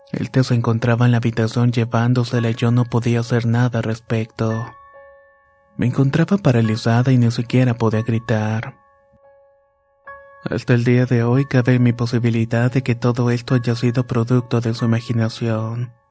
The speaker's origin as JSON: {"language": "Spanish", "region": "Managua", "country": "Nicaragua", "said": "Somos de Managua, Nicaragua, y mi mamá dice que cuando era pequeña me veía hablar y jugar sola."}